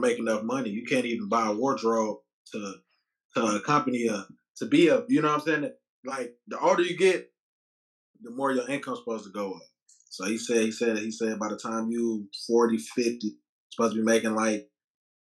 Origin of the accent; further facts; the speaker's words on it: Detroit, Michigan, United States; I'm from Detroit